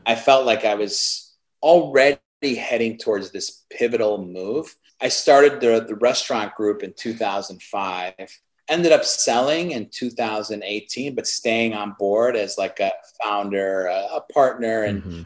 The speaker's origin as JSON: {"language": "English", "town": "Chicago", "region": "Illinois", "country": "United States", "tie": "born or raised there", "said": "I grew up in Chicago"}